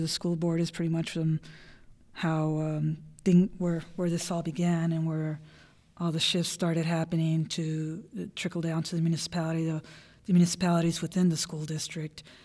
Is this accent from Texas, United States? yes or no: yes; La Joya, Texas, United States; Western Hidalgo County. I grew up in La Jolla